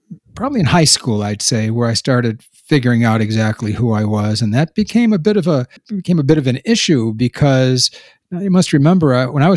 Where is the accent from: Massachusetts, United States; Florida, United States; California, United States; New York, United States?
New York, United States; Buffalo; now in Kentucky, United States; I grew up in Buffalo, New York, in what I would call a Polish ghetto